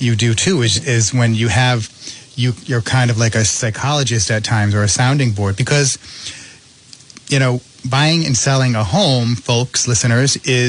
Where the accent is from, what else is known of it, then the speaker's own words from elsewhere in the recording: Cumberland, Rhode Island, United States; also born or lived in North Providence, Rhode Island; there are offices in my hometown of Cumberland